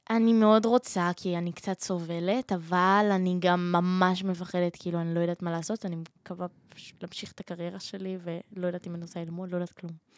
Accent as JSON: {"language": "Hebrew", "town": "Holon", "region": "Tel Aviv District", "country": "Israel", "said": "אני מחולון ואני בצבא כרגע"}